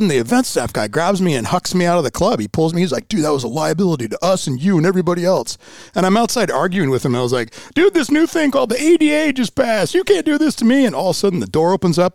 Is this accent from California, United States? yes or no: no; Bellevue, Washington, United States; also born or lived in Pullman; I grew up in Bellevue, elementary school, junior high, high school